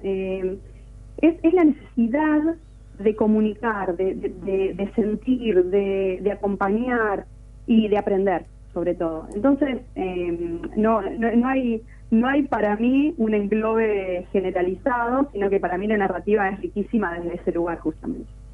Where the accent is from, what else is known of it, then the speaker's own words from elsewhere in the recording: Argentina; nos tocan como, como argentinos